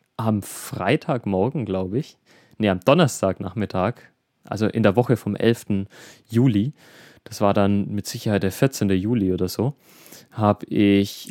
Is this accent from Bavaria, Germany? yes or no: yes; Middle Franconia, Bavaria, Germany; bei uns in Bayern, beziehungsweise im Regierungsbezirk Mittelfranken